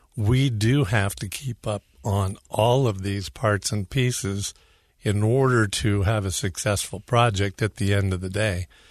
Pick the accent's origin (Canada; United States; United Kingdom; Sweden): United States; Northern California; moved away as an adult; now in Utah, United States; California, northern originally